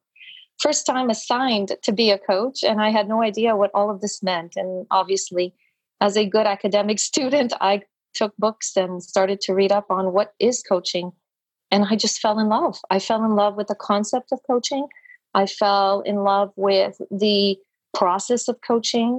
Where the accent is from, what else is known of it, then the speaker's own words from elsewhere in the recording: Canada; now in Montreal, Canada; So I am Canadian, based in Montreal, beautiful Montreal, Quebec, eastern part of Canada.